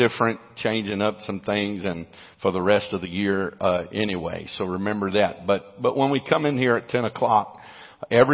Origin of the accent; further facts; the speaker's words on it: United States; I'm an American